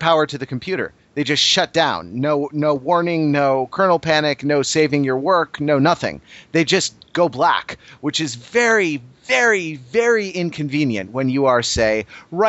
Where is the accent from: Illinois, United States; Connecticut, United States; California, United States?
California, United States; Los Angeles; my hometown and current town of Los Angeles, California